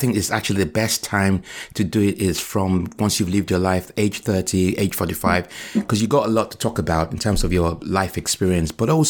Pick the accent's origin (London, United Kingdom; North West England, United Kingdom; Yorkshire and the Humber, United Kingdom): North West England, United Kingdom; Liverpool; born there; No, it was brilliant. I was born in Liverpool.